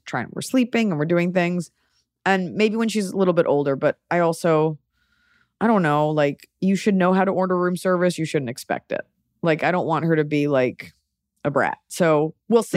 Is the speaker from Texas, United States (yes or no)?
yes; Dallas, Texas, United States; I'm from Dallas, where, like, everything's a corporate restaurant